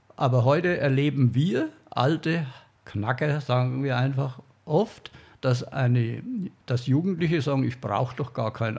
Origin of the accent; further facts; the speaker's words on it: Franconia, Bavaria, Germany; Als Franke